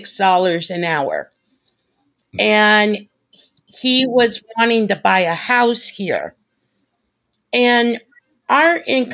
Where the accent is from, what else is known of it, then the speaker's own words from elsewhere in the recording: Las Vegas, Nevada, United States; moved away as an adult; now in Kansas, United States; because we're from Las Vegas, I was born and raised in Las Vegas.